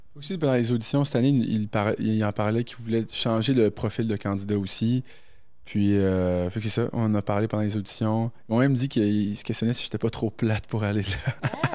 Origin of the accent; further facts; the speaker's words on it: New Brunswick, Canada; moved away as an adult; also born or lived in Morocco; now in Quebec City, Canada; je suis né au Maroc, grandi au Brunswick, puis depuis l'âge de 19 ans, je suis à Québec